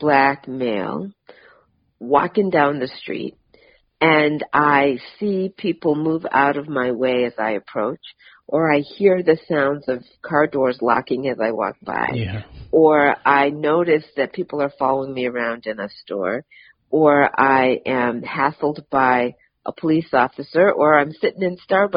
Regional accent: Massachusetts, United States; now in Atlanta, United States; I live in Atlanta now, but I'm from Massachusetts

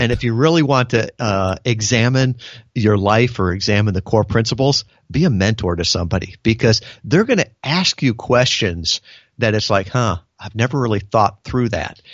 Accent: United States; born or raised there

